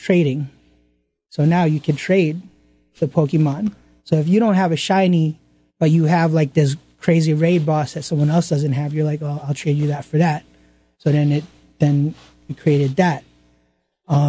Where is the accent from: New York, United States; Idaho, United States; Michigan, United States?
New York, United States; New York City; I grew up in Flushing, Queens